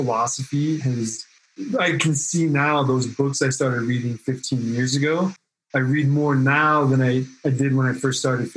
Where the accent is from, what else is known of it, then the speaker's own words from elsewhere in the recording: Oregon, United States; also born or lived in California; now in Reno, United States; I grew up on the West Coast, so high school in Oregon.